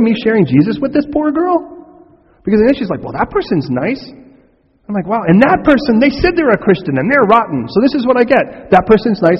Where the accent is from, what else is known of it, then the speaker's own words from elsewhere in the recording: United States; I'm American